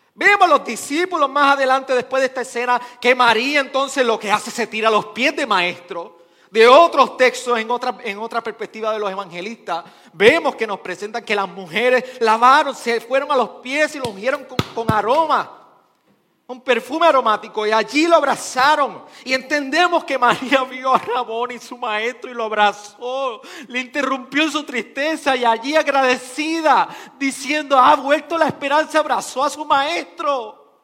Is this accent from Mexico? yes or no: no; Arecibo, Puerto Rico; yo soy de Arecibo